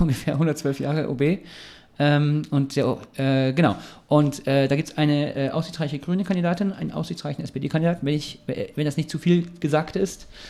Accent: Ulm, Baden-Württemberg, Germany; now in Heidelberg, Germany; ich komme ja aus Ulm

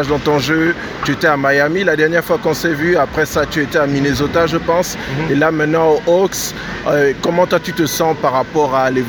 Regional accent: Gabon; moved away; suis né, j'ai grandi là, au Gabon.

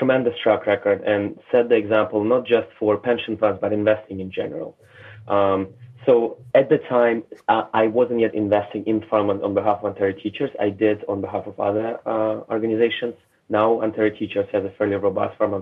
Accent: Russia; moved away; I was born in Soviet Union, raised in Russia

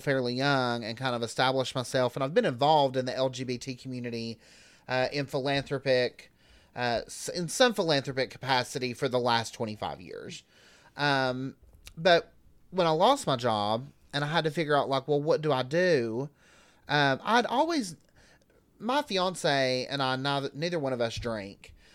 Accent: Newport, Tennessee, United States; now in Knoxville, United States; I'm from about sixty miles east of here, um, Newport, Cott

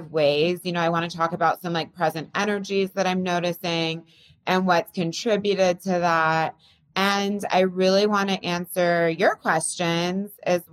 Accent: California, United States; also born or lived in Bay Area; now in New York, United States; I grew up in California.

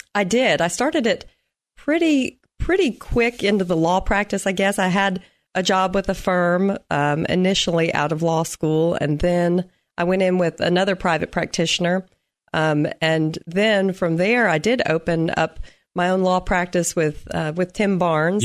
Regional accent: Nashville, Tennessee, United States; moved away as an adult; now in Clarksville, United States

